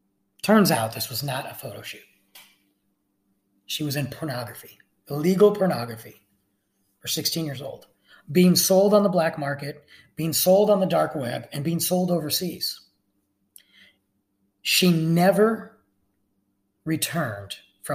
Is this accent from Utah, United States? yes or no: no; Michigan, United States; my home state of Michigan